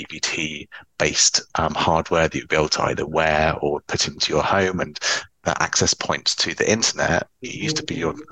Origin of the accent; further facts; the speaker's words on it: Cheltenham, South West England, United Kingdom; also born or lived in Oxford; So I grew up in Cheltenham